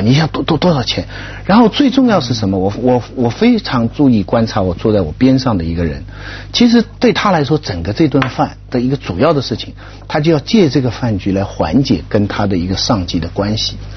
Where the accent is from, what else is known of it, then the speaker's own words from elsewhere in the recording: China; 那个时候我们中国人缺乏这个场合